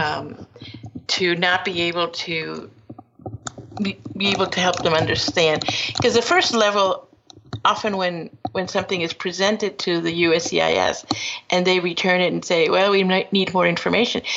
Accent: Peru; now in United States; I am from Peru, uh, but my father was invited to this country and uh, went to school at Cornell, and returned to Peru, where I was born, and then later on decided to come back to the United States

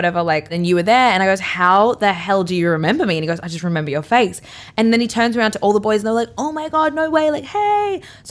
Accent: Brisbane, Queensland, Australia; Like, I grew up on Brisbane River. Like, I know how to drive a jet ski.

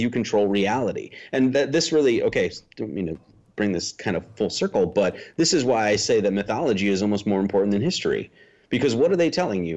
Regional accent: Wisconsin, United States; moved away; I'm from Wisconsin originally

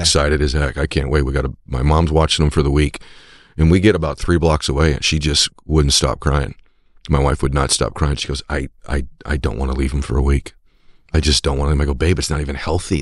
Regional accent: New England, United States; I'm from New England as well

